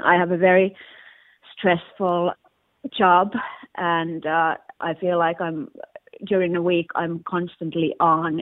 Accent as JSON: {"language": "English", "country": "Finland", "moved": "yes", "lives_now": "London, United Kingdom", "said": "I'm from originally from Finland. Now I live in in Hackney in London"}